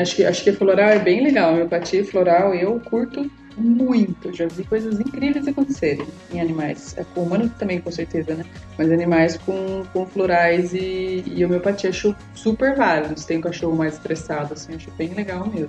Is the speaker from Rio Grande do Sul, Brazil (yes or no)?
no; Sorocaba, São Paulo, Brazil; eu sou de Sorocaba